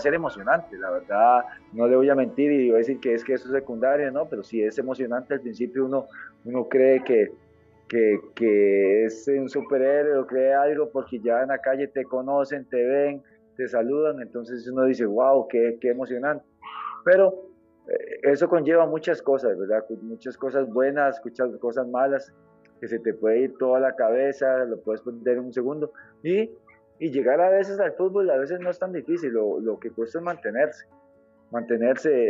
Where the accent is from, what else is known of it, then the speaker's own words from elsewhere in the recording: San José, Costa Rica; yo soy de Pavas, soy, para nadie es un secreto que es un barrio marginal